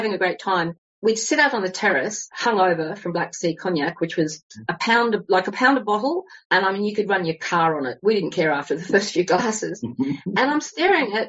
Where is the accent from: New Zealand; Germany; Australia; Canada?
Australia; Sydney, New South Wales; moved away as an adult; also born or lived in London; now in Turkey; I come from Australia and and I went to uni, dropped out, got lots of jobs, and then went to Europe in my 20s. And I met a girl from Melbourne. I'm from Sydney